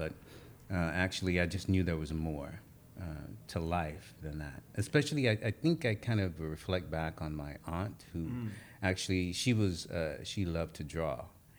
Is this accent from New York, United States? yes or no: no; Toomsuba, Mississippi, United States; moved away as an adult; also born or lived in Louisiana; now in Los Angeles, United States; So I grew up in Mississippi. That's where I was born and actually went to school for most of my life.